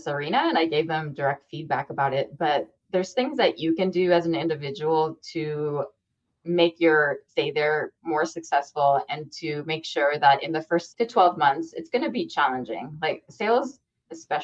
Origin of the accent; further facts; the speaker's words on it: United States; I'm an American woman with a lot of privileges, I came from a middle-class background